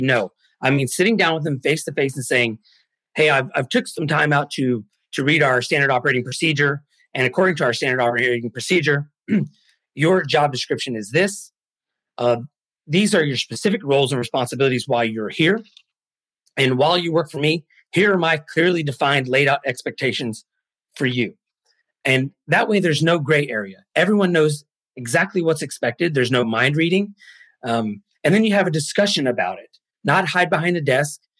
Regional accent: United States; also born or lived in Mexico; I'm American. However, I was actually born in Mexico and I was adopted by Americans

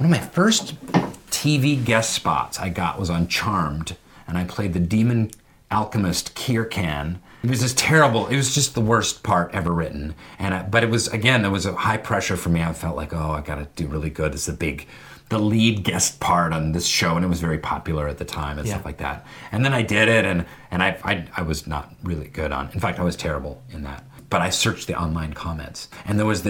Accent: Seattle, Washington, United States; my consciousness went bloop in Seattle, Washington

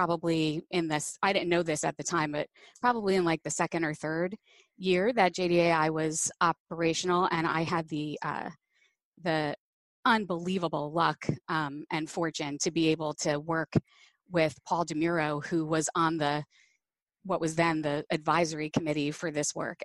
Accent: New Jersey, United States; also born or lived in New York City; So I was born in New York City and moved to New Jersey when with my family when I was four, and grew up pretty much a Jersey girl.

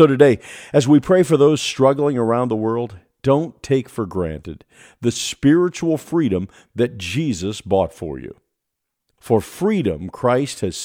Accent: United States; As an American

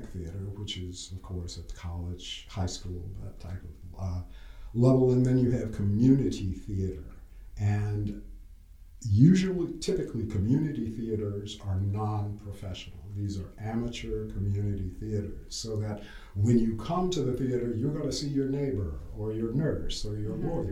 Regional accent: Sumter, South Carolina, United States; also born or lived in New York; I grew up in Sumter, went to Sumter High School

